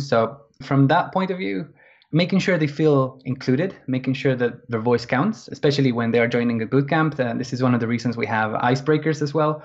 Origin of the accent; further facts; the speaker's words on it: Argentina; moved away as an adult; now in London, United Kingdom; I'm from Argentina originally, but I've been living in England.